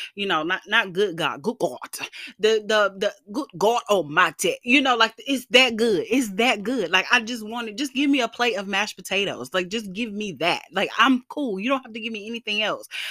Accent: the South, United States; I am Black and from the South

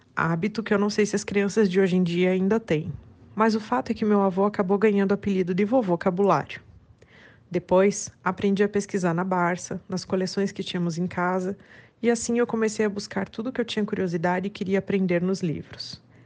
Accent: Curitiba, Paraná, Brazil; Eu sou nascida e criada em Curitiba

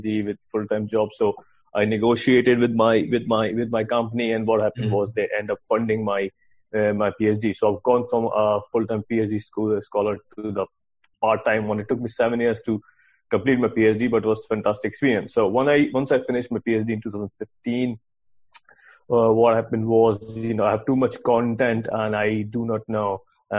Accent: Pakistan; moved away as an adult; also born or lived in Sweden / United Kingdom; I'm originally from Pakistan. I did my engineering degree back home

